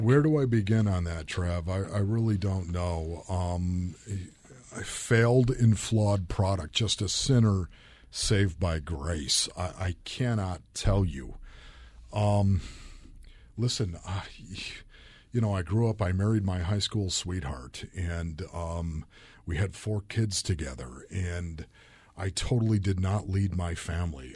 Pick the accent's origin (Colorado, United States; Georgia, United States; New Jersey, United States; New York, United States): New York, United States; Orchard Park; moved away; I grew up in Orchard Park, New York